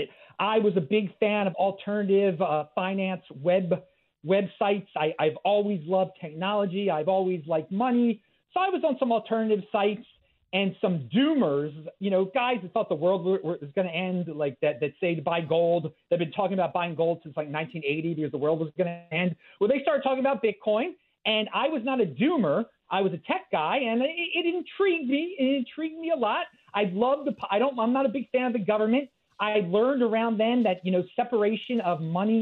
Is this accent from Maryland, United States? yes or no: yes; Baltimore, Maryland, United States; moved away; I'm from Baltimore, Maryland, originally